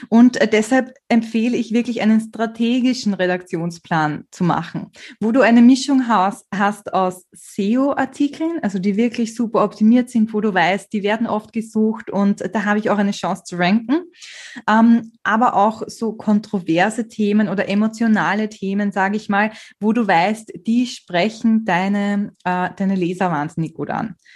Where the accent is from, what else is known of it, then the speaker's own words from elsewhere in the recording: Austria; Man hört es wahrscheinlich, ich bin Österreicherin und ich lasse wahnsinnig gern so österreichische Redewendungen einfließen in meine Blogartikel.